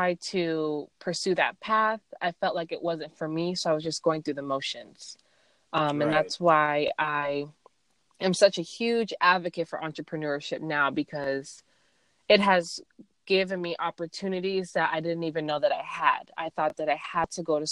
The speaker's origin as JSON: {"language": "English", "town": "Gilbert", "region": "Arizona", "country": "United States", "tie": "born or raised there", "moved": "as an adult", "lives_now": "Texas, United States", "said": "I grew up in Arizona. Grew up in, I guess, a suburb called Gilbert, Arizona"}